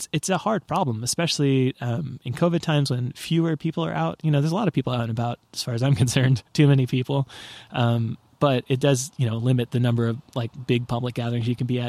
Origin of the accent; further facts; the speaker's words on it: Portland, Oregon, United States; But I mean, I'm from Portland, fucking Oregon. We're not another place, right?